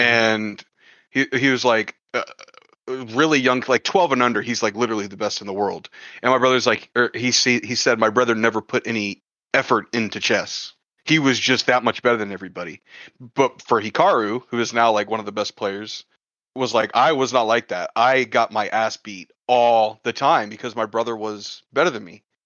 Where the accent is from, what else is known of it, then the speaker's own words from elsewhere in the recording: Texas, United States; I'm from Texas